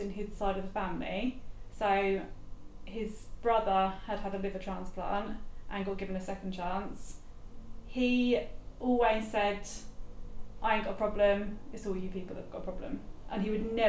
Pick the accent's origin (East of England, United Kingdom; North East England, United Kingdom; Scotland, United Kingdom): East of England, United Kingdom; Felixstowe; Born and raised in Felixstowe